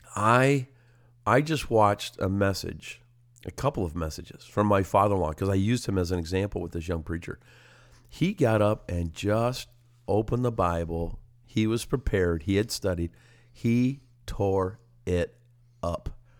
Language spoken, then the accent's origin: English; Simcoe, Ontario, Canada; Simcoe, my hometown